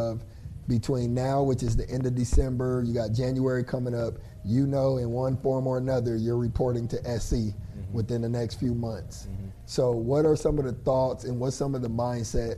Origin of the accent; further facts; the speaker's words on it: Pasadena, California, United States; I grew up in Southern California, Pasadena